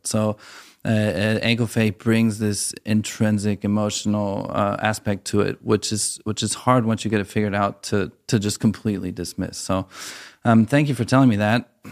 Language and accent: English; United States; moved away as an adult; now in Germany; as an American who moved to Germany